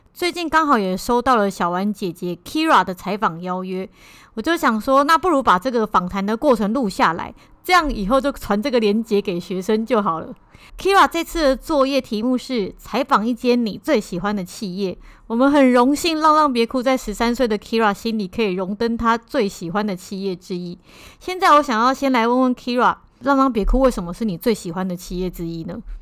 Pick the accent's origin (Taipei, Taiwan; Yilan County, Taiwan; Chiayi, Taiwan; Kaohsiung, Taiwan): Taipei, Taiwan; 我们是台北人嘛